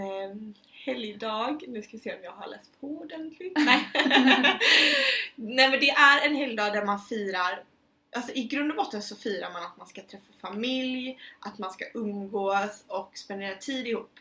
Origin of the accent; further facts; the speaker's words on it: Sweden; moved away; jag var hemma i Sverige i somras